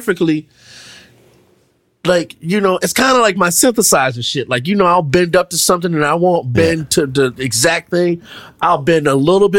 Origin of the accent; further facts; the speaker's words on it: Washington, District of Columbia, United States; I grew up in D.C.